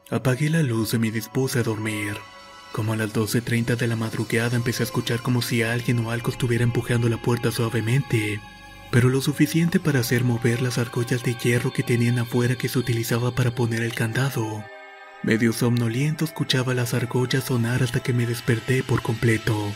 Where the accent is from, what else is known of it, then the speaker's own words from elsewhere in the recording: Tacuba, Ahuachapán, El Salvador; soy originario del Salvador para ser precisos, de un pueblo llamado Tacuba.